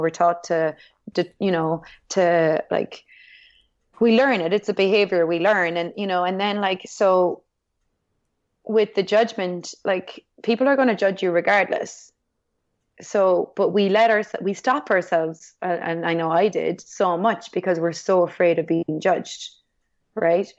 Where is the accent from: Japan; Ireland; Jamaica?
Ireland; being Irish